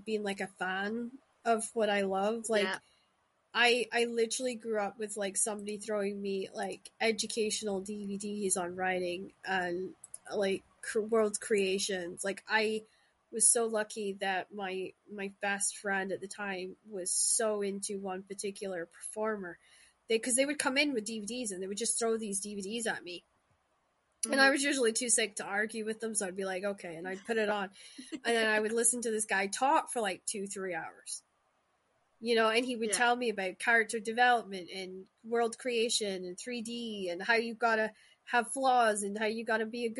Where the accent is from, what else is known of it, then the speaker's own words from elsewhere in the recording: Shetland Islands, Scotland, United Kingdom; moved away; also born or lived in Glasgow; I grew up in the Shetland Islands where Vikings and Viking mythology is drilled into you